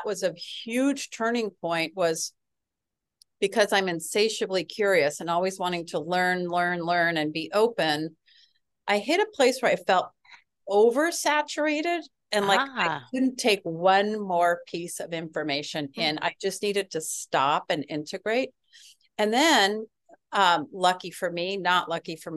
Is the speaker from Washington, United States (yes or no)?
yes; West Coast, near Seattle, Washington, United States; moved away as an adult; also born or lived in Baltimore area; I grew up in Mexico on the West Coast